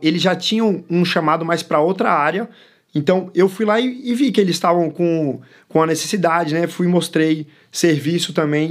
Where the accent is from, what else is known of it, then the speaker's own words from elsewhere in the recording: Bahia, Brazil; first language English; Portuguese is a second language; also born or lived in São Paulo / Chile; Eu nasci em São Paulo, fui criado na Bahia minha primeira língua foi o inglês e eu tenho dupla nacionalidade, eu sou chileno e brasileiro ao mesmo tempo.